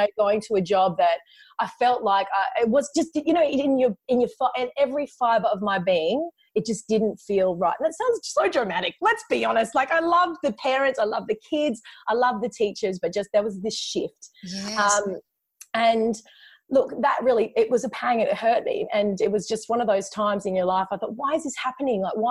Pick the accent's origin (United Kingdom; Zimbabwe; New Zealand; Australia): Australia; Perth, Western Australia; also born or lived in China; I'm from Perth in Western Australia